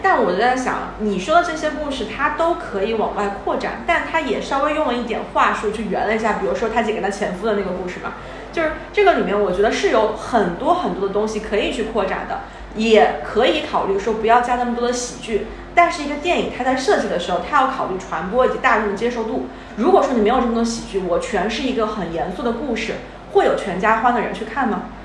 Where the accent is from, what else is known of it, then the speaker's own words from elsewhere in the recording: Wuhan, Hubei, China; moved away; 作为一个武汉人，我还是很开心的